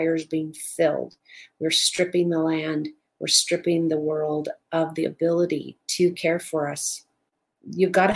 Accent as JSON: {"language": "English", "region": "Southern California", "country": "United States", "tie": "born or raised there", "said": "Now, I grew up in Southern California in the high desert."}